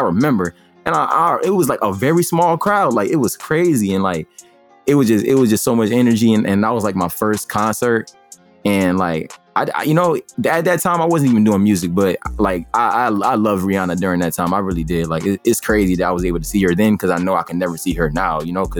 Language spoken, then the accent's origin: English; Elizabeth, New Jersey, United States; born there; also born or lived in Springfield, Massachusetts; All right, so I was born in Elizabeth, New Jersey. All my life though, like I literally live like all over the United States. Like it's been crazy, like it's my whole life. I've lived in New Jersey. I've lived in Springfield, Massachusetts.